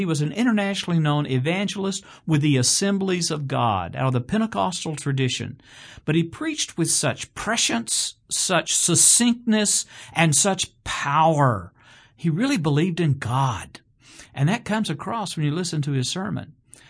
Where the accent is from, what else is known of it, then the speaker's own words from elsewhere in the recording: Chattanooga, Tennessee, United States; when I was growing up in Chattanooga, just as a young fellow, young boy, young Christian man